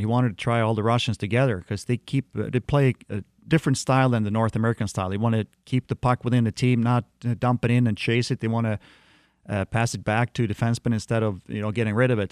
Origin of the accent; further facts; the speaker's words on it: Sweden; moved away as an adult; also born or lived in Detroit, Michigan; as a little kid, uh, growing up in Sweden